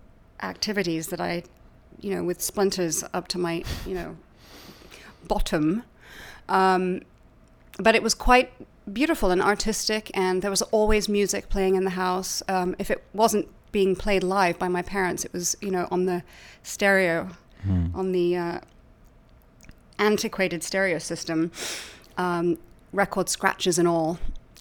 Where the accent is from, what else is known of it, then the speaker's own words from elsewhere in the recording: Laleham, South East England, United Kingdom; My whole childhood. In fact, my parents only recently moved out of my childhood home.